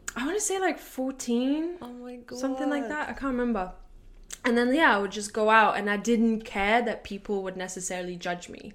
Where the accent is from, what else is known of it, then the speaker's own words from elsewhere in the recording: Latvia; moved away as an adult; now in London, United Kingdom; I'm from Latvia